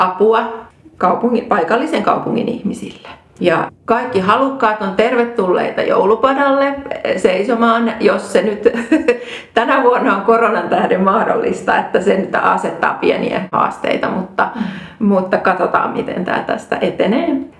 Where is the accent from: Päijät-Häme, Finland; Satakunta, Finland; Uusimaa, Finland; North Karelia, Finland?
Satakunta, Finland; Rauma; mä olen Raumalta kotoisin, eli syntynyt Raumalla